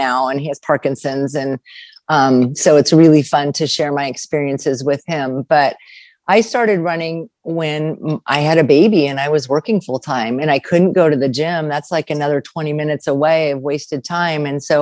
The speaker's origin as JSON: {"language": "English", "region": "California", "country": "United States", "tie": "born or raised there", "said": "I grew up in California"}